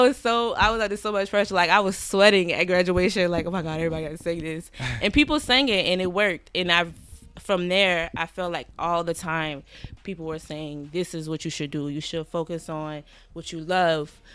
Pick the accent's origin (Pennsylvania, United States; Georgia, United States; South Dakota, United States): Georgia, United States; Savannah; moved away as an adult; also born or lived in Atlanta, Georgia; now in New York, United States; I'm from Savannah, Georgia.